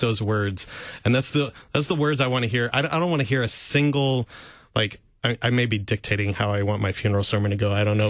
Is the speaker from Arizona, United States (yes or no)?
no; St. Louis, Missouri, United States; I grew up in Saint Louis listening to K F U